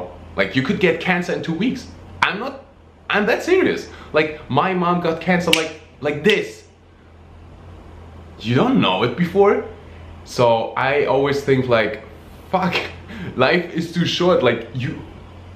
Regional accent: Germany; moved away; they moved to Germany, the place where I was born. I'm really, really, really happy that that I had the opportunity to grow up in Germany

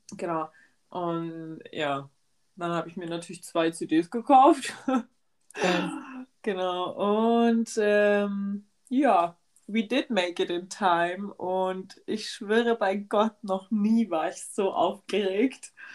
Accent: Germany; wir sind halt aus Deutschland

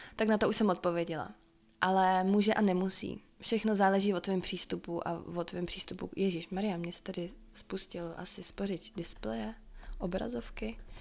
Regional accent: Czechia; doma tady v Čechách a vracela se pořád zpátky na to moje místo

